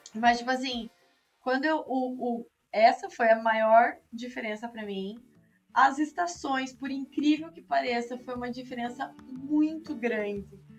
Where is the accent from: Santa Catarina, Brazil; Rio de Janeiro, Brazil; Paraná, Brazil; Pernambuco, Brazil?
Paraná, Brazil; Curitiba; moved away as an adult; now in Miami, United States; sou curitibana